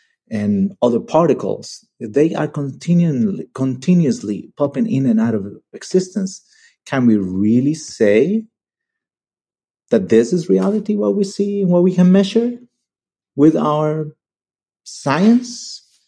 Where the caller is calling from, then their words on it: Barcelona, Catalonia, Spain; English is a second language; I am a listener from Barcelona.